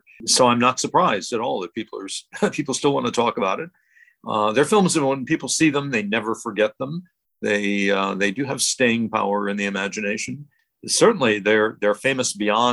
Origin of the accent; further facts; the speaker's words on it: Cleveland, Ohio, United States; I grew up in Cleveland, Ohio